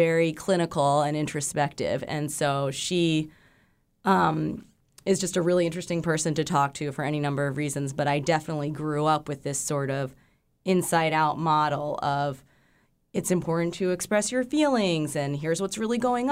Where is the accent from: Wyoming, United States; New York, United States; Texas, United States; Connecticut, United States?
New York, United States; New York City; now in Alaska, United States; I grew up in New York City, and a few of my friends from back home